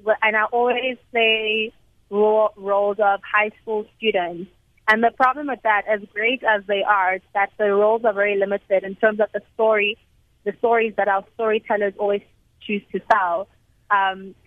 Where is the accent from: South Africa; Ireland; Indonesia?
South Africa; as a South African